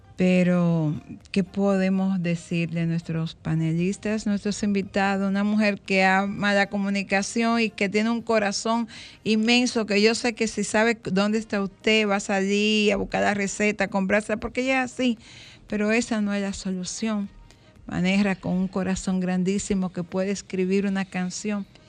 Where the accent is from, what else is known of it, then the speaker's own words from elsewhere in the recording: Dominican Republic; Me siento orgullosamente dominicana